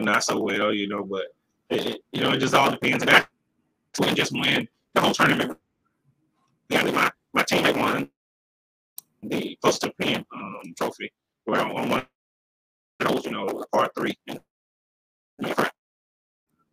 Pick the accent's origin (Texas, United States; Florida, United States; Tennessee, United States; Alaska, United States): Texas, United States; Houston; I'm from Fifth Ward, Houston, Texas